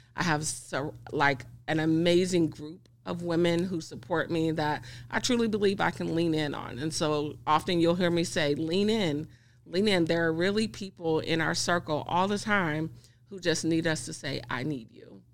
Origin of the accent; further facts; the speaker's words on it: Greenville, Mississippi, United States; now in Kansas, United States; I'm originally from Mississippi